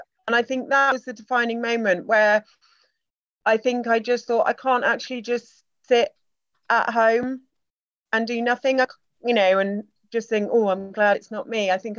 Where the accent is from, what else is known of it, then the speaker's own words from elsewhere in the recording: Singapore; born there; I was born in Singapore. I've always had a British passport, but I studied languages. I've lived abroad.